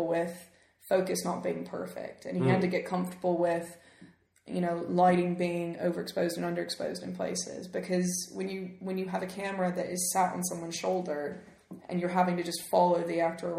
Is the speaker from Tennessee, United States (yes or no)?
yes; Memphis, Tennessee, United States; moved away as an adult; now in United Kingdom; I grew up in Memphis, Tennessee